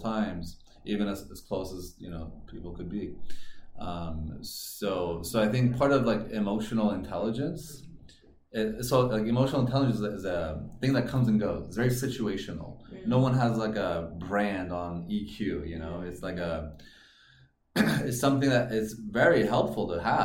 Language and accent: English; California, United States; also born or lived in Iran; now in Chengdu, China; I was born in Iran, raised in California.